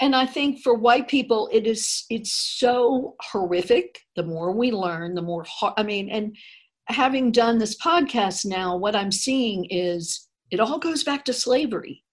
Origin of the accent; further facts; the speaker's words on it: Tallahassee, Florida, United States; growing up in North mm-hmm. Florida, which was right near Alabama, and then in Tallahassee